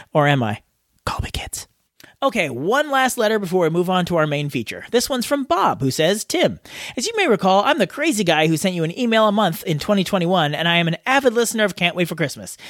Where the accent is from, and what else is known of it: Australia